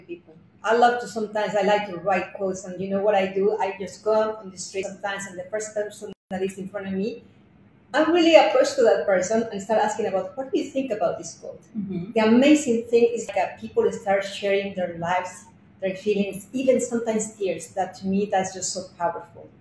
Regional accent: Mexico City, Mexico; moved away as an adult; also born or lived in France / Italy / Fort Worth, Texas; now in United States; I am from Mexico City, although I have lived in different countries like France, Italy

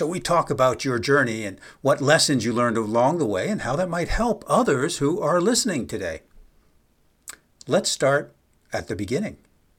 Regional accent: East Coast, United States; I'm from the East Coast

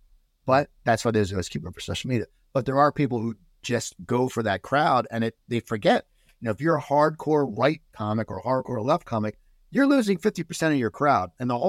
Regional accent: East Coast, United States; Now, given I grew up on the East Coast, Valley Girl took on the West Coast.

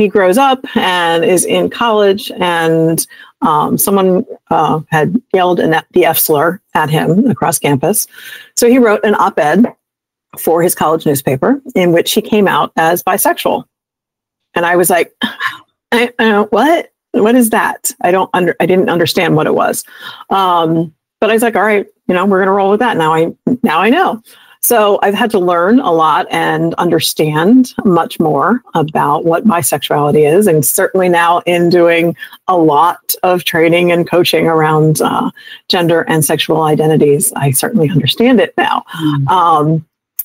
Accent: Montgomery County, Maryland, United States; also born or lived in Wilmington, Delaware; I moved back to my hometown of Montgomery County, Maryland

